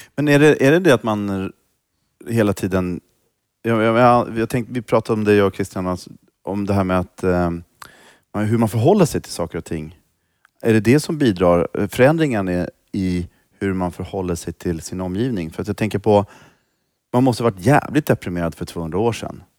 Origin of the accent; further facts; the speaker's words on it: Stockholm, Stockholm County, Sweden; also born or lived in Rinkeby / Stureby; Jag är ju uppvuxen i Tensta